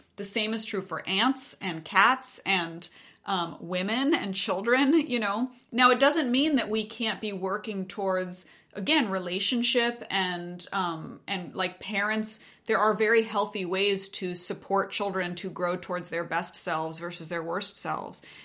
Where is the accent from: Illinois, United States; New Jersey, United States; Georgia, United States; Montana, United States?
Montana, United States; I grew up in Montana